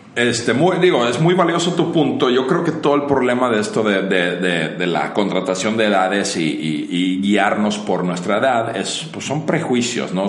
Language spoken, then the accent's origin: Spanish; Finland; moved away as an adult; now in Mexico; soy originario de Finlandia, llevo en México más de 20 años